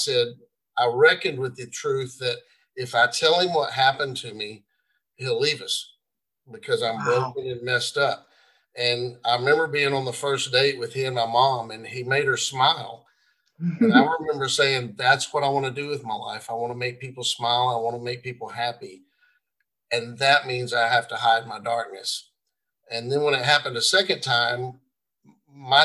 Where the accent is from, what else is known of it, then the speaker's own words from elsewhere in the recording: Marshall, Texas, United States; moved into what I call a poor side of my hometown, Marshall, Texas